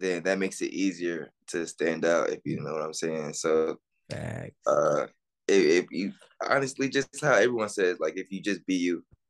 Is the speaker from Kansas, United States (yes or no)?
no; Atlanta, Georgia, United States; also born or lived in Texas; I grew up on the west side of Atlanta.